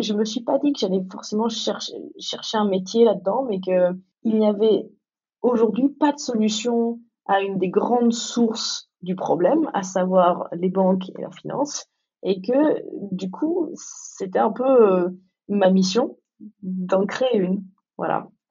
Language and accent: French; Dijon, Bourgogne-Franche-Comté, France; moved away as an adult; also born or lived in New York; je viens de Dijon